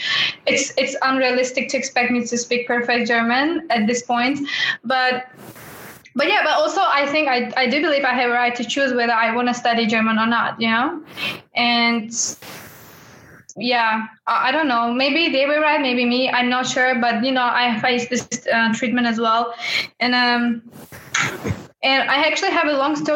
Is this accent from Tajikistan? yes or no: yes; Tajikistan; moved away as an adult; now in Austria; I'm not only from Tajikistan, but also I look like person from China or Korea